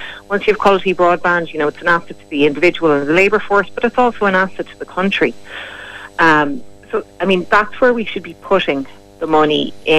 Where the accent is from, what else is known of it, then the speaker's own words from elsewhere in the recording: Kilkenny, Leinster, Ireland; moved away; I'm from Kilkenny myself